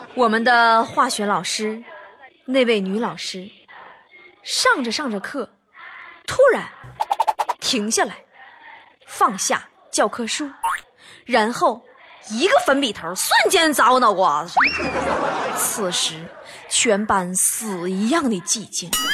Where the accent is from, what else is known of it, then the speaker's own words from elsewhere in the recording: China; 我们中国人